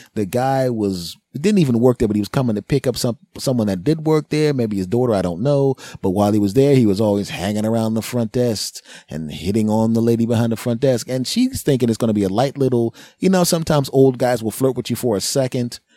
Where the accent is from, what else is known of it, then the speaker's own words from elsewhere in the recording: United States; I'm an American, damn it. And I'm in America